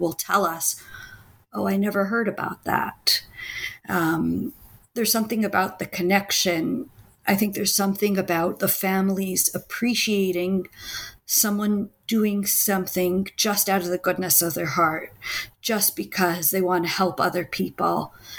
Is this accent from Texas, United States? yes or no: no; Washington, District of Columbia, United States; now in Israel; I grew up in the Washington, D.C. area